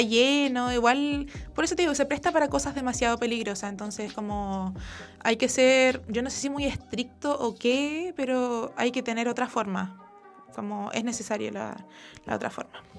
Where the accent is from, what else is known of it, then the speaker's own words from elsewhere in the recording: Santiago, Santiago Metropolitan Region, Chile; yo soy de San Joaquín eh, y en San Joaquín solamente hay dos eh, móviles